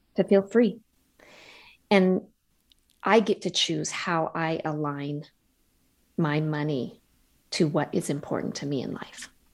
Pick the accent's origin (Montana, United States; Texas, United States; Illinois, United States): Montana, United States; moved away; I grew up in Montana and I'll always be a Montana girl